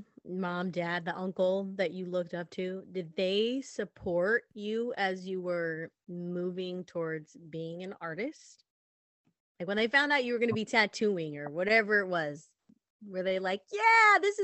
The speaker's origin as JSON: {"language": "English", "country": "United States", "tie": "born or raised there", "said": "I'm born and raised in America."}